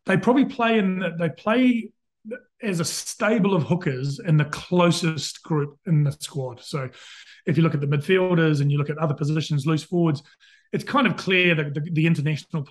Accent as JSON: {"language": "English", "town": "Christchurch", "region": "Canterbury", "country": "New Zealand", "tie": "born or raised there", "moved": "as an adult", "lives_now": "London, United Kingdom", "said": "I'm a Canterbury boy. My dad's from Christchurch, mum's from Fiji, so I grew up in Christchurch."}